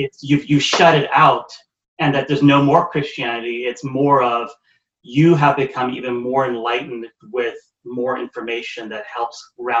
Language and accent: English; Canada; you and I are both Canadians.